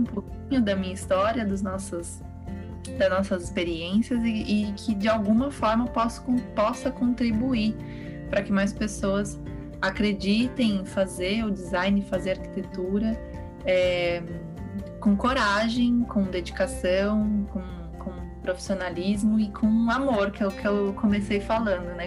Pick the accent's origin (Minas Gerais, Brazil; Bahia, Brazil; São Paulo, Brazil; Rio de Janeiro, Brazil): São Paulo, Brazil; moved away as an adult; now in Portugal; eu sou de São Paulo e a gente é de São Paulo no, no 440